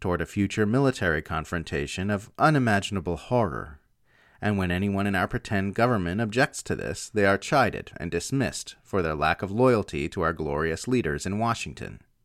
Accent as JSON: {"language": "English", "country": "Australia", "said": "As an Australian myself"}